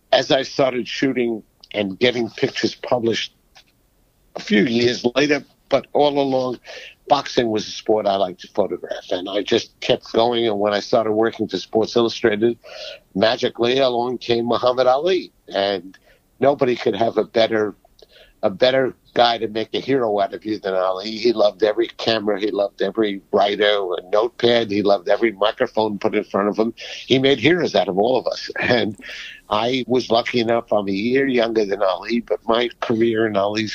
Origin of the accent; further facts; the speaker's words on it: New York City, New York, United States; a Jewish kid growing up on the Lower East Side